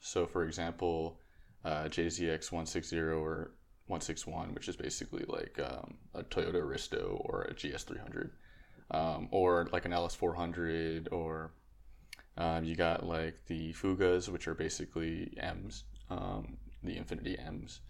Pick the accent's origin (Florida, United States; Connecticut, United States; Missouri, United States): Connecticut, United States; moved away as an adult; also born or lived in Texas; I was originally from Connecticut, so I moved the car down to Texas